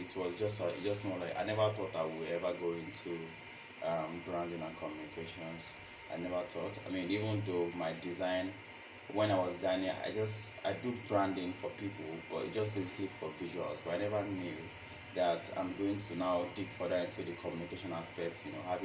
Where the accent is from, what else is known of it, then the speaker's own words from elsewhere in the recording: Ibadan, Oyo, Nigeria; moved away as an adult; now in Lagos, Nigeria; I'm from Ibadan, and I came to Lagos, I think 2017